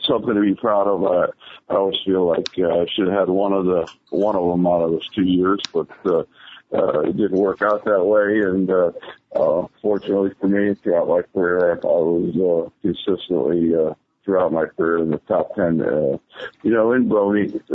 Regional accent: Chicago, Illinois, United States; Chicago is my hometown.

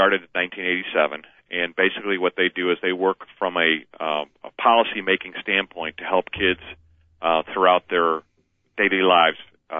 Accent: Chicago, Illinois, United States; Born and raised on the South Side

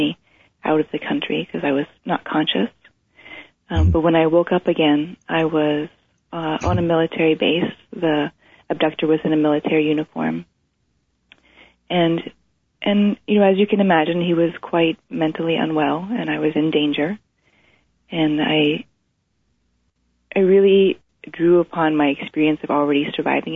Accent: East Coast, United States; now in Washington, United States; I was growing up on the East Coast

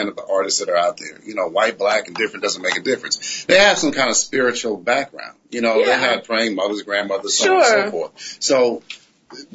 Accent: Connecticut, United States; also born or lived in New York; now in Atlanta, United States; originally Connecticut. Well, New York and Connecticut. So, I claim Connecticut because everyone claims New York.

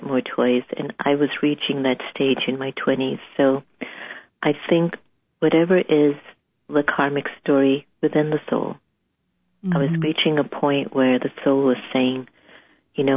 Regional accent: United States; my father's Indian, my mother's African, and I was brought up in the States, in the U.S.

